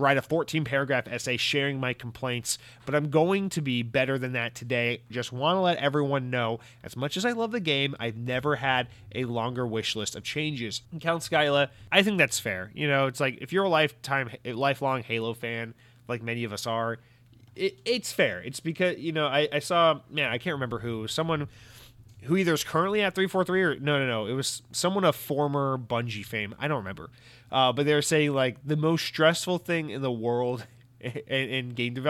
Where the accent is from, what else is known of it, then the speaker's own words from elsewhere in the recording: New Jersey, United States; Because I am from New Jersey, and I do plan on threatening these people.